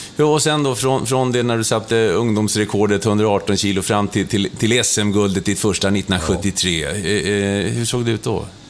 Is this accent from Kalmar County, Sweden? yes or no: no; Stockholm, Stockholm County, Sweden; bodde mina första år i Hässelby gård